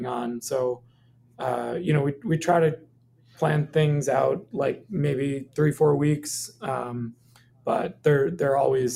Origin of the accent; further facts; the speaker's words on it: Maine, United States; moved away as an adult; also born or lived in Minneapolis; I grew up in Maine and, decided to move back with my family